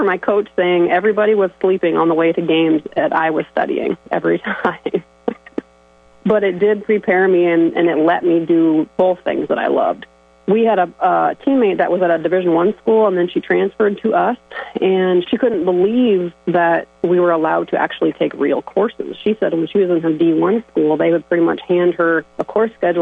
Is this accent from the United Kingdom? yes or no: no; Sibley, Iowa, United States; born or raised there